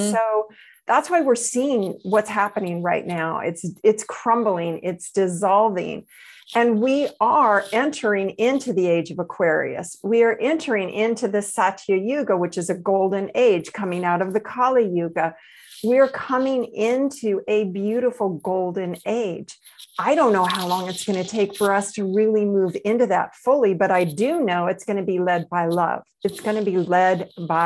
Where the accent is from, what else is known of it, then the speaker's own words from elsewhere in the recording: the South of the United States, United States; I grew up in the South of the United States